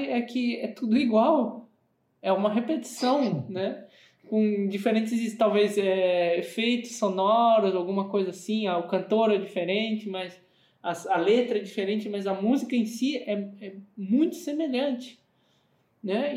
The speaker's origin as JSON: {"language": "Portuguese", "country": "Brazil", "moved": "as an adult", "lives_now": "Germany", "said": "aqui no Brasil"}